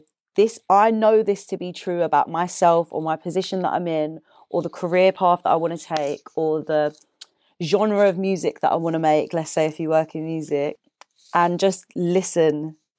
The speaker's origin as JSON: {"language": "English", "town": "Deptford", "region": "London", "country": "United Kingdom", "said": "I'm from Deptford."}